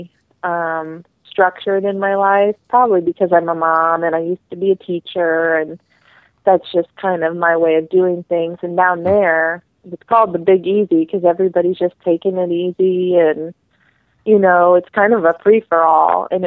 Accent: Missouri, United States; I am an outsider. I'm actually from Missouri. I live in the St. Louis area

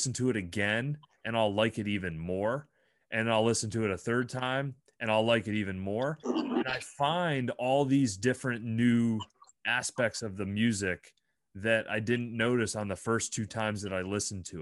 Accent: Bradford, Pennsylvania, United States; there's something strange and unique and different about where we grew up. And I'm proud in a weird kind of way that I grew up there

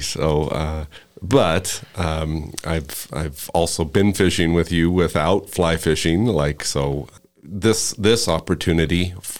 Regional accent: Pinedale, Wyoming, United States; also born or lived in Casper, Wyoming; I was born and raised in Wyoming.

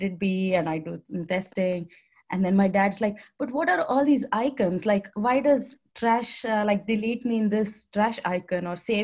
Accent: India; accent: Indian; now in Netherlands; with my Indian accent, you can figure out that I'm from India

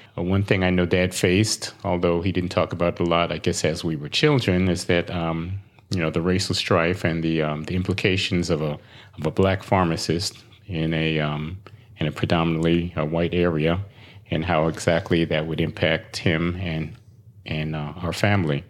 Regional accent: New York City, New York, United States; moved away as an adult; also born or lived in Saint Croix, U.S. Virgin Islands; now in Royal Palm Beach, United States; I was born in Brooklyn, New York

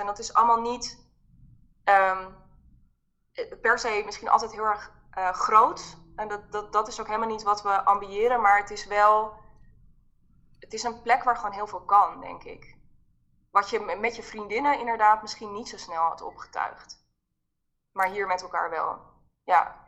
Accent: Haarlem, North Holland, Netherlands; ik kom uit Haarlem

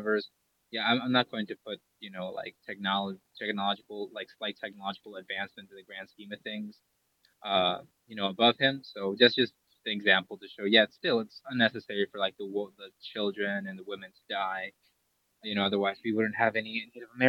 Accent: Ecuador; I'm from Ecuador. I still speak Quechua, cool. Right? Like, I speak Spanish, I speak Quechua.

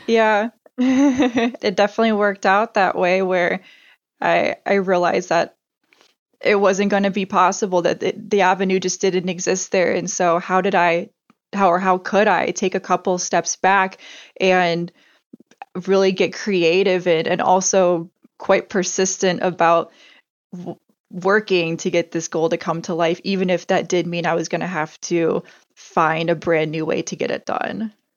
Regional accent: Indiana, United States; moved away as an adult; also born or lived in Antarctica; growing up in Indiana

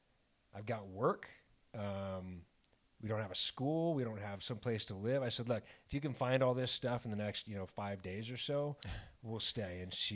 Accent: El Paso, Texas, United States; moved away as an adult; also born or lived in Dallas / Austin / Lubbock; now in Chicago, United States; Born and raised in El Paso, lived in Dallas and Austin, bounced around a little bit, went to school in Lubbock, Texas.

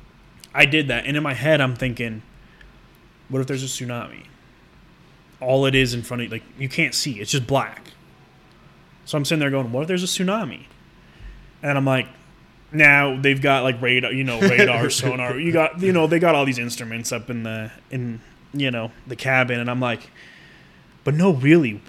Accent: United States; as an American

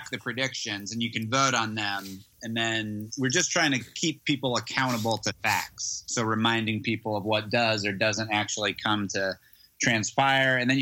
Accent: Colorado, United States; moved away as an adult; also born or lived in New York; now in Los Angeles, United States; I'm from Colorado originally, and then went to school on the East Coast, lived in New York for about a decade, and then just moved to LA a year ago

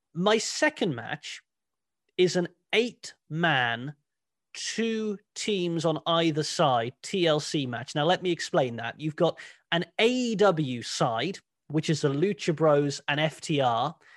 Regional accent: Cornwall, South West England, United Kingdom; born or raised there

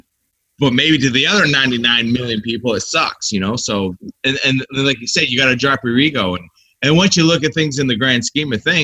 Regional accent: 40 miles west of Albany, New York, United States; I was born, raised, and still live 40 miles west of Albany

